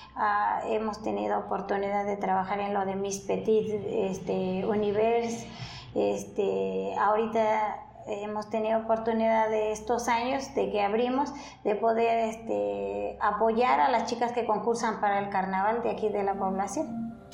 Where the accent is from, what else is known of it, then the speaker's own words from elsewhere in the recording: Mixquiahuala, Hidalgo, Mexico; aquí en Misquiahuala. Yo aquí, esta población a donde yo nací